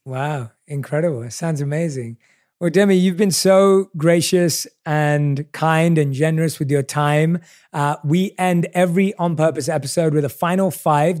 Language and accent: English; London, United Kingdom; I obviously was born and raised in London